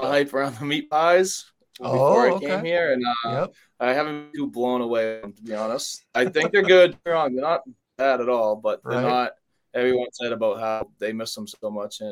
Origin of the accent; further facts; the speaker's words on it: United States; moved away as an adult; now in New Zealand; being one of the few Americans down here